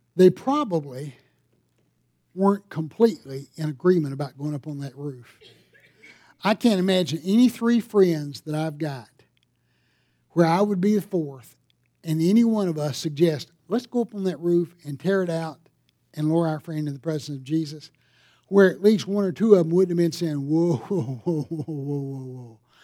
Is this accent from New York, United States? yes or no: no; Greer, South Carolina, United States; I'm from Greer